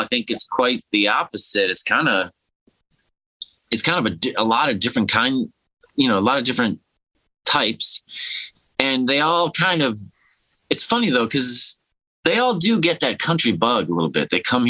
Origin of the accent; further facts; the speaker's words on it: Detroit, Michigan, United States; kind of growing up in Detroit instead of New York or Los Angeles.